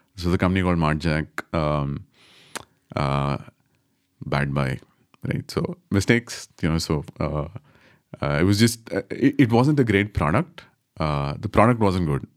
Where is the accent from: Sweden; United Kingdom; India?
India; Bangalore, Karnataka; I'm from Bangalore